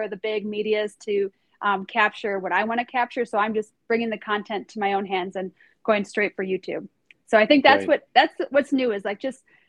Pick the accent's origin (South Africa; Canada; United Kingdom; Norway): Norway; moved away; I grew up in Norway too. So I went to middle school and high school in Norway